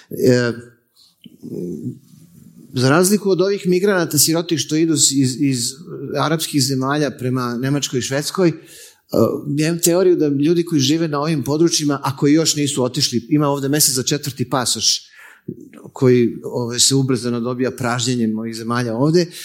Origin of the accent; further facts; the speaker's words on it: Belgrade, Serbia; ja sam iz Beograda.